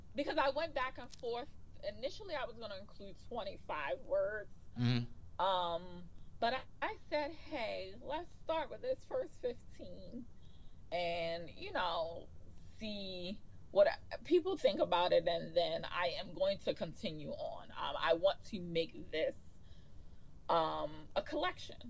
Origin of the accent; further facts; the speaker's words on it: Baltimore, Maryland, United States; also born or lived in New York City; this is home for us. We are in our hometown, and I feel like there are great things here.